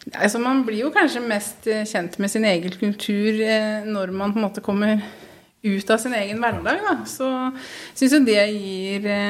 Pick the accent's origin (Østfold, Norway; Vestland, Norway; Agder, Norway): Østfold, Norway; Halden; moved away as an adult; also born or lived in Oslo; now in Skien, Norway; opprinnelig er jeg haldenser